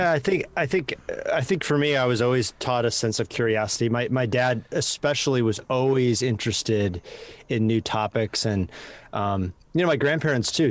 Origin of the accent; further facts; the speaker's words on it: Madison, Wisconsin, United States; accent: Midwest; moved away as an adult; also born or lived in Chicago, Illinois / Los Angeles; now in San Francisco, United States; I was born in Chicago and then, uh, moved to Wisconsin as a kid